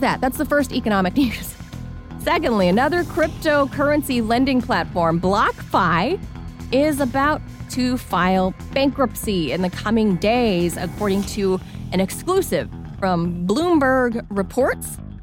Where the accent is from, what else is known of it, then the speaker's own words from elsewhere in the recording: Whittier, California, United States; my hometown, Whittier, California.